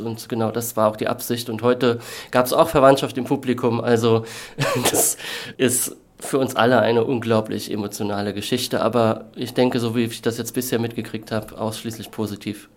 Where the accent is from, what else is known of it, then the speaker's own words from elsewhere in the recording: Kaiserslautern, Rhineland-Palatinate, Germany; moved away; meine Heimatstadt Kaiserslautern